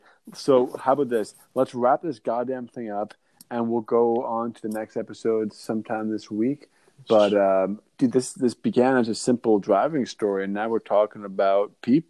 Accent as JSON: {"language": "English", "town": "Boston", "region": "Massachusetts", "country": "United States", "said": "My, good, I'm from Boston."}